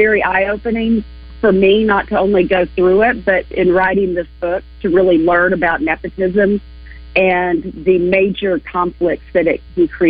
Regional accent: Arkansas, United States; I love coming home. I miss my home state

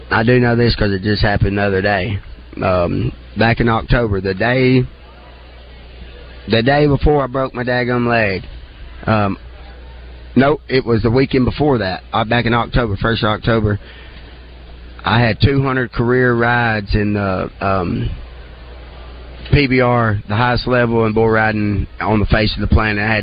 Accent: Hamburg, Arkansas, United States

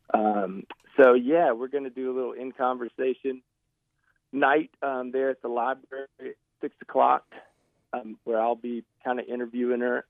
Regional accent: Arkansas, United States; growing up in Arkansas

